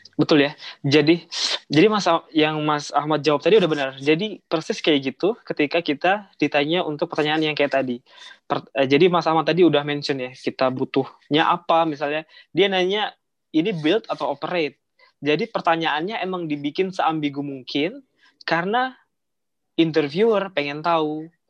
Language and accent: Indonesian; Indonesia; moved away; saya tuh awal dari kampung tuh eh, saya kota saya rumah saya itu sekitar enam jam lagi dari Palembang naik kereta